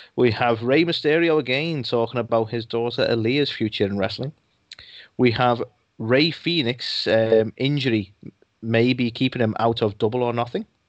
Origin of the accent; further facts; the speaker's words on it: United Kingdom; I'm British